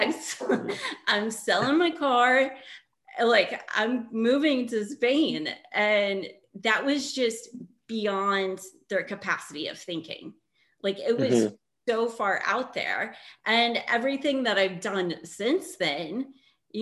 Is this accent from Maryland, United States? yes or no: no; Indiana, United States; moved away as an adult; also born or lived in Barcelona; I grew up in Indiana